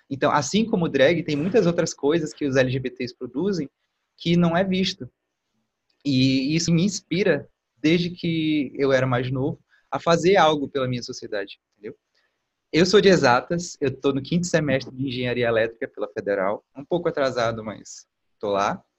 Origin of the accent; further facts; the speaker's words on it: Boa Vista, Roraima, Brazil; eu nasci e cresci aqui em Boa Vista, Roraima